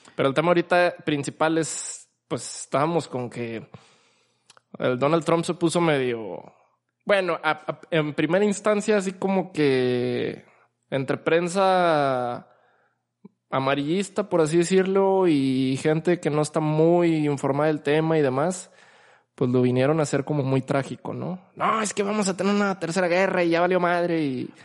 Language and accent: Spanish; Mexico; como mexicanos, principalmente como mexicanos